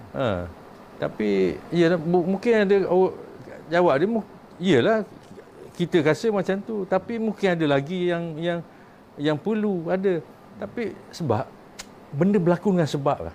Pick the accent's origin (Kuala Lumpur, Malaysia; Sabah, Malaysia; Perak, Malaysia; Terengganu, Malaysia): Terengganu, Malaysia; Kemaman; moved away; saya anak Kemaman. Saya orang Kemaman, budak Kemaman, besar Kemaman mak ayah saya mati di Kemaman.